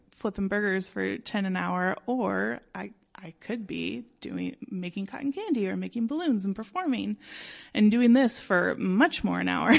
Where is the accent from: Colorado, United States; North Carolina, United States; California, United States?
Colorado, United States; Denver; I grew up, um, in the Old Highlands